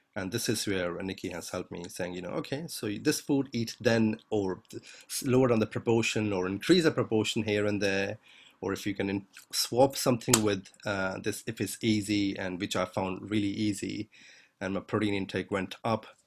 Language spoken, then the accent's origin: English; India; I'm Indian